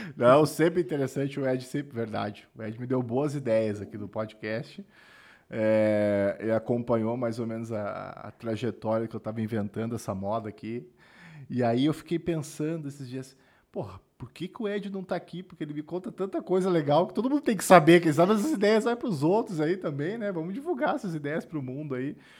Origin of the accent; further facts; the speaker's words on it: Rio Grande do Sul, Brazil; accent: gaúcho; moved away as an adult; now in São Paulo, Brazil; Eu venho do, do sul do Brasil